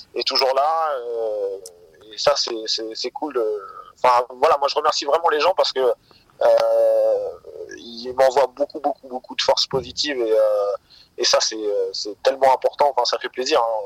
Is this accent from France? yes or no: yes; Seine-Maritime, Normandy, France; la ville où j'ai grandi, en Seine-Maritime